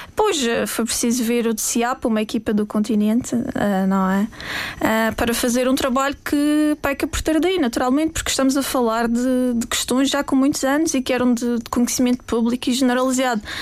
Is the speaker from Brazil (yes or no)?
no; Madeira, Portugal; sou portuguesa, defendo o meu, o meu, país, amo o meu país